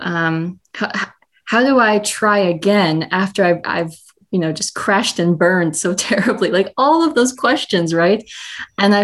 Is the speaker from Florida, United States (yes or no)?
no; Minnesota, United States; also born or lived in South Carolina; now in Austin, United States; But I was born in South Carolina, grew up in Minnesota, and am now in Austin, Texas